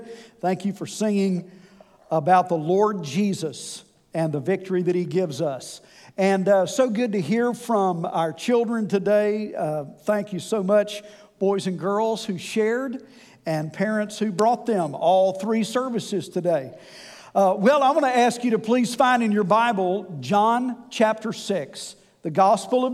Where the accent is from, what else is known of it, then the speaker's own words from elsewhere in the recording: West Tennessee, United States; I am from West Tennessee.